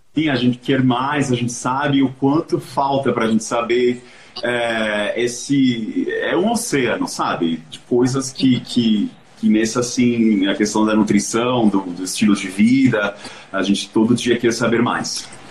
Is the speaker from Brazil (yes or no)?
no; Venezuela; moved away; eu sou venezuelano